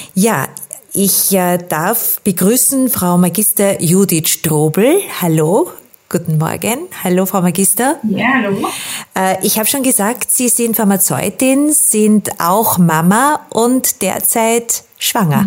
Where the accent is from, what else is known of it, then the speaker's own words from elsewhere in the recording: Austria; bei uns in Österreich